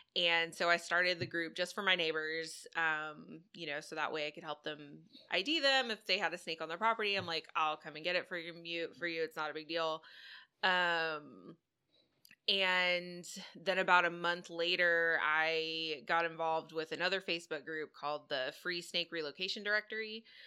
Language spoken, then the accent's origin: English; Dallas, Texas, United States; moved away as an adult; now in Houston, United States; I'm from Dallas originally, uh, moved down to Houston here a few years ago.